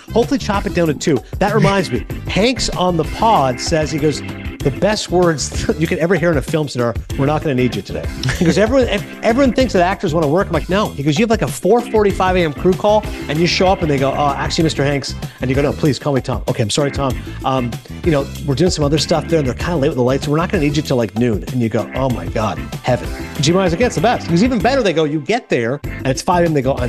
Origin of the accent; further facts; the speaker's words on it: Canada; also born or lived in Connecticut; now in United States; I'm actually Canadian, but then I lived in Connecticut for years, and now I live in North Jersey.